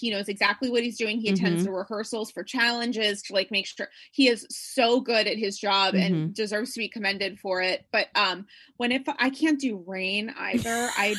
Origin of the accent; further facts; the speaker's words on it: Rhode Island, United States; I'm from Rhode Island.